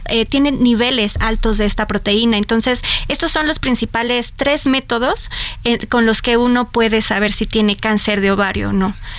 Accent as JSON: {"language": "Spanish", "country": "Mexico", "said": "como mexicanos"}